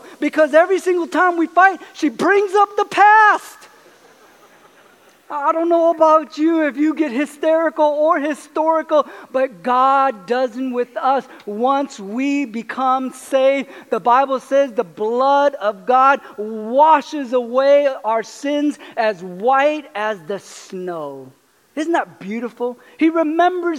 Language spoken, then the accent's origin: English; California, United States; moved away as an adult; also born or lived in Arkansas; I grew up in California, and I didn't grow up with guns or bows or arrows or any